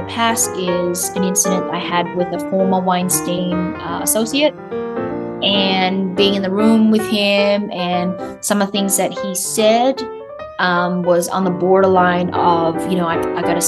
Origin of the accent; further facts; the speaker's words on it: Australia; accent: Australian; I'll go back into my Australian accent